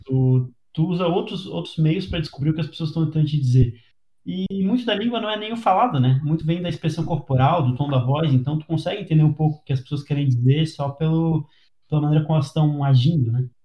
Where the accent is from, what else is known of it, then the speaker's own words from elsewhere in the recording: Brazil; first language Portuguese; eu falo português, minha língua nativa, inglês